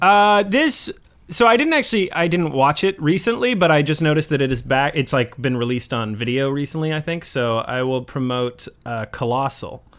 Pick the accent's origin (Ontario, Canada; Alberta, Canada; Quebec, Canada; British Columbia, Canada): British Columbia, Canada; Coquitlam; also born or lived in Kitsilano, Vancouver / Qualicum Beach; I'm from Coquitlam, but I lived in Kitsilano for a while